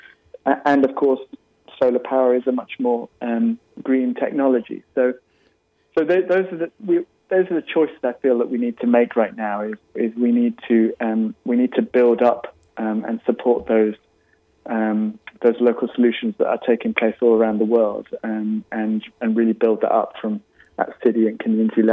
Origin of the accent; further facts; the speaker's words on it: United Kingdom; now in California, United States; my home country of the UK